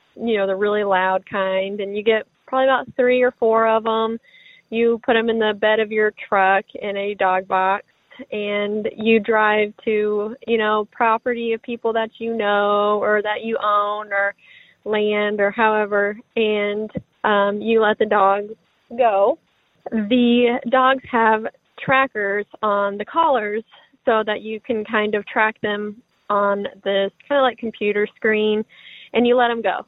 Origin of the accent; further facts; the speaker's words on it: Springfield, Missouri, United States; I'm from Springfield, Missouri